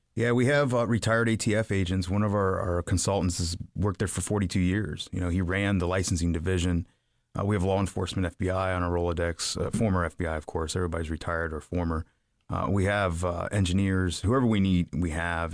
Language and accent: English; Piqua, Ohio, United States; I grew up in Piqua, Ohio